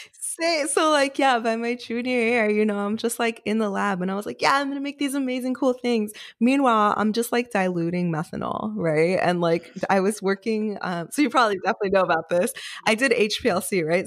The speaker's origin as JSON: {"language": "English", "town": "New York City", "region": "New York", "country": "United States", "tie": "born or raised there", "also_born_or_lived": "Rockland County, New York / California", "said": "I grew up in Queens, New York"}